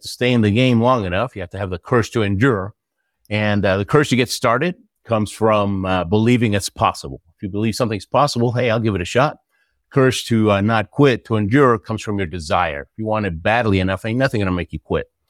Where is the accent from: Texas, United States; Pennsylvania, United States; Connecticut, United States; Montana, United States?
Texas, United States; Houston; also born or lived in Argentina; I lived in Houston, Texas most of my life